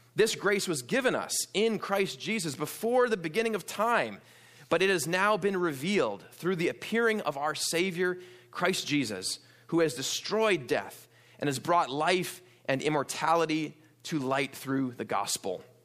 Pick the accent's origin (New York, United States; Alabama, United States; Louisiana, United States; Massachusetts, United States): New York, United States; born or raised there; also born or lived in Wisconsin; now in Pasadena, United States